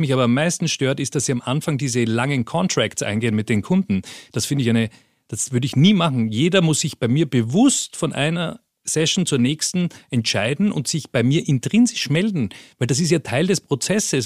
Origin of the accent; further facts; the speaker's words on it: Vienna, Austria; moved away as an adult; also born or lived in Peru / Colombia; ich bin ganz unspektakulär in Wien geboren